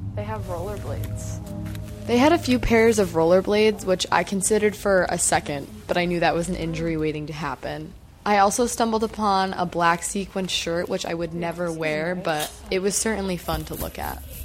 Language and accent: English; Saratoga Springs, New York, United States; moved away as an adult; also born or lived in Maryland; now in Potsdam, United States; Skidmore is in my hometown of Saratoga Springs